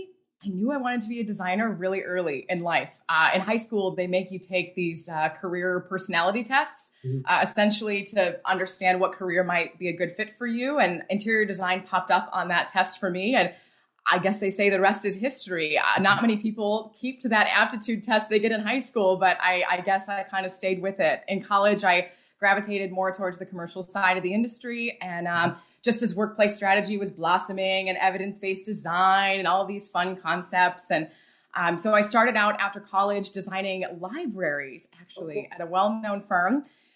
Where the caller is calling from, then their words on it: Detroit, Michigan, United States; Yeah, so I'm in the Metro Detroit area, and it is a snow-covered outside for sure.